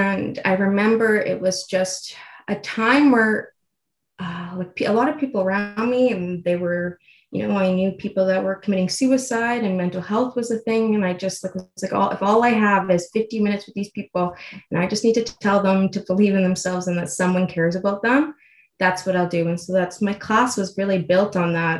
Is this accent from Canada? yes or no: yes; Edmonton, Alberta, Canada; also born or lived in Toronto; I'm originally from Edmonton. So after I moved back home, after college